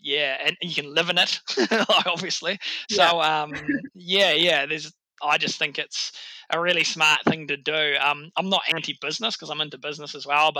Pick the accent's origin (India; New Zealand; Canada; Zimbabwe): New Zealand; It's my hometown. It's actually where I've set up my gym now.